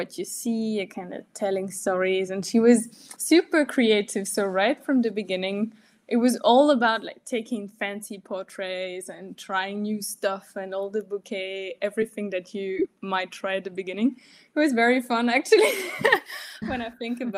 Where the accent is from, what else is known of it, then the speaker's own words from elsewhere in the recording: France; now in Germany; I'm from France and I live in Germany